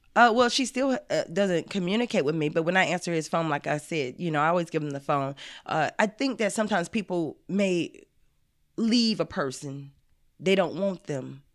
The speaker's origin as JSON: {"language": "English", "region": "the South", "country": "United States", "said": "I'm from the South."}